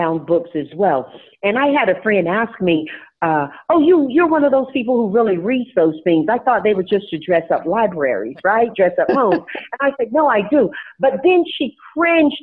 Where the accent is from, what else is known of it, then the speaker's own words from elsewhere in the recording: Tarboro, North Carolina, United States; now in California, United States; when I grew up in Tarboro, North Carolina, we didn't have a library on my side of town.